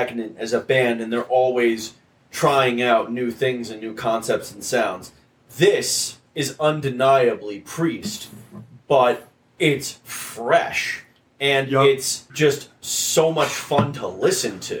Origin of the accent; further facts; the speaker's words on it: New Jersey, United States; Butler, New Jersey, my own state, my home state